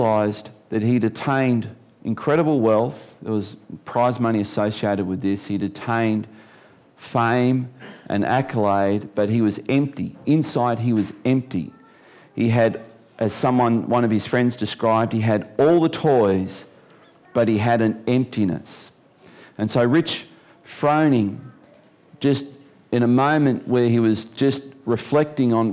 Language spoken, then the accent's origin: English; Geelong, Victoria, Australia; now in Tasmania, Australia; I was born in Geelong